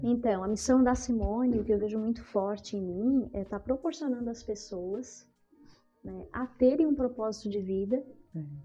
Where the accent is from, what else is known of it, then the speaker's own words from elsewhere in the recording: Sítio Novo, Santa Catarina, Brazil; also born or lived in Criciúma, Santa Catarina; Eu morava em Criciúma, nasci em Criciúma. Né? Hum. Aí aos cinco ali para seis anos fomos para o sítio